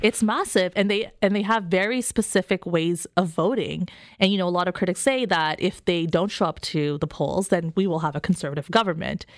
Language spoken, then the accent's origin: English; Canada; I'm a Canadian